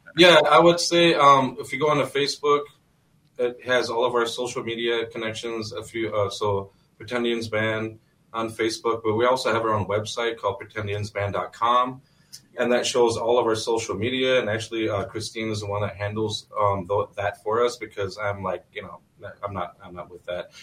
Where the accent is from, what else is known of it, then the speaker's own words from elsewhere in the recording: North Dakota, United States; now in Minnesota, United States; I'm from Standing Rock